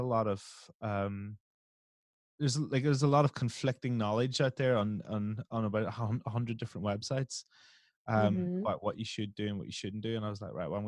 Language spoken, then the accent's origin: English; Ireland; I come from Ireland and both my parents come from like 15 miles apart